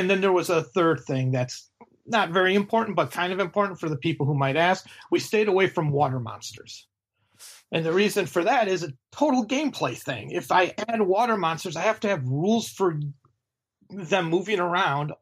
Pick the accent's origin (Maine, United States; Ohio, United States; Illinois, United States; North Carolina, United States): Illinois, United States; Chicago; I'm from Chicago.